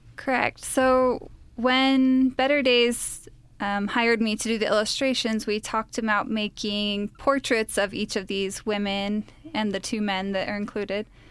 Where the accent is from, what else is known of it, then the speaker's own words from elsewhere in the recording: Utah, United States; I'm actually the only Utah of the three of us